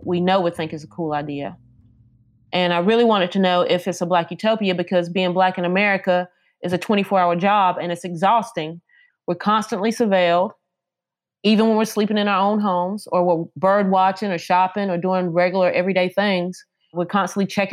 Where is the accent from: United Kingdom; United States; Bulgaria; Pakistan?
United States; near Mount Olive, Eastern North Carolina; moved away as an adult; now in Durham, United States; I'm from Eastern North Carolina, a tiny town called Botankus, which is really outside of Mount Olive